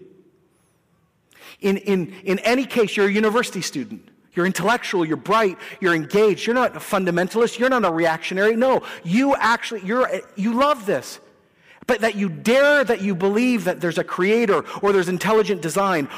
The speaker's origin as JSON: {"language": "English", "country": "Canada", "said": "we're nice people and we're Canadian people and we pay our taxes"}